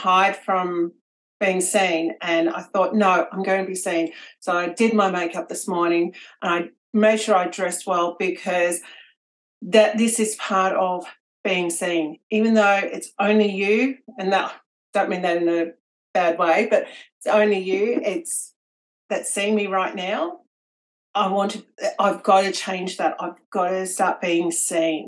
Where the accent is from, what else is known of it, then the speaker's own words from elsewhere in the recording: Victoria, Australia; also born or lived in Melbourne; I'm from Victoria in Australia, and up until 14 months ago, I was living in Melbourne, but currently I'm living in a small country town about 2 hours from the city.